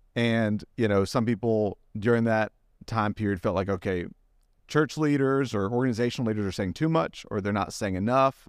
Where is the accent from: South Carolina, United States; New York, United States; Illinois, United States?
South Carolina, United States; Greenville; moved away; I'm from Greenville